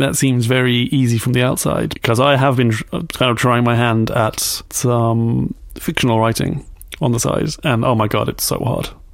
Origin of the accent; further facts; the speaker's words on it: United Kingdom; I'm British